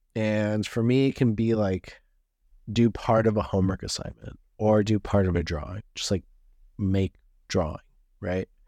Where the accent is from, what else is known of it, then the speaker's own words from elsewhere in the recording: Los Angeles, California, United States; me being Californian, L A, Californian